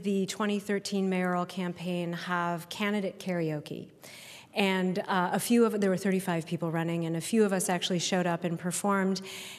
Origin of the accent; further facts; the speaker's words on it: Minnetonka, Minnesota, United States; I was raised technically in Minnetonka, but I went to Wayzata High School, so I will claim it.